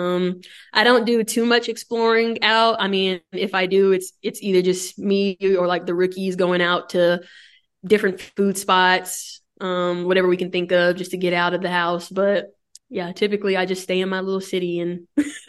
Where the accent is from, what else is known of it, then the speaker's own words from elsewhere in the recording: Dallas, Texas, United States; moved away as an adult; now in Orlando, United States; I'm from Dallas